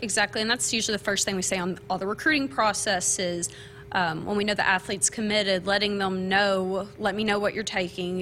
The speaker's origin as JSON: {"language": "English", "region": "small town Kentucky", "country": "United States", "moved": "as an adult", "lives_now": "Lincoln, Nebraska, United States", "said": "I am from small town Kentucky, graduated from UK."}